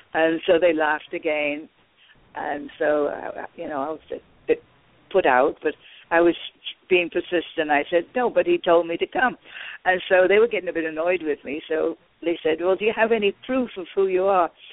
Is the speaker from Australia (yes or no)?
no; United Kingdom; I'm, I'm British